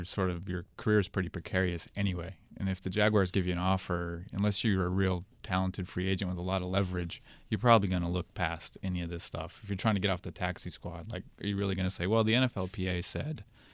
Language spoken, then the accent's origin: English; Arizona, United States; I grew up in Arizona.